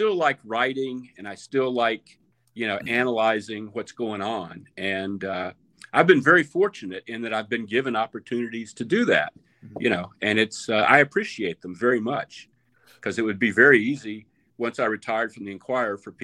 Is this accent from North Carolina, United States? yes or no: yes; Charlotte, North Carolina, United States; moved away; I'm from Charlotte. My mom's 96. I get down there once a month or so